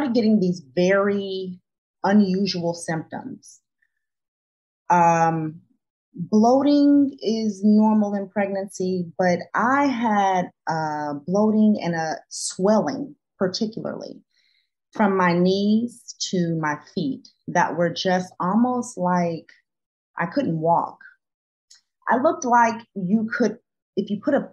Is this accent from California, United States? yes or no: yes; Los Angeles, California, United States; moved away; I'm from Los Angeles